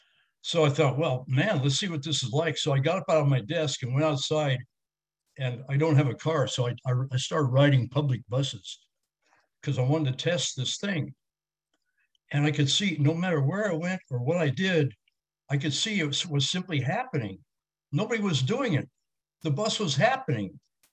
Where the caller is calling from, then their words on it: California, United States; I'm calling you from California here.